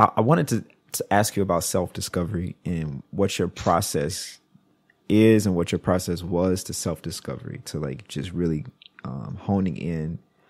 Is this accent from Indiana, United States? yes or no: no; Mississippi, United States; I'm from Mississippi